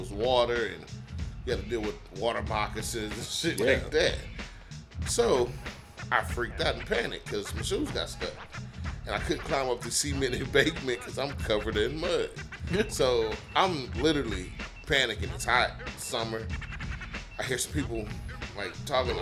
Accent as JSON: {"language": "English", "town": "Houston", "region": "Texas", "country": "United States", "said": "I'm from Fifth Ward"}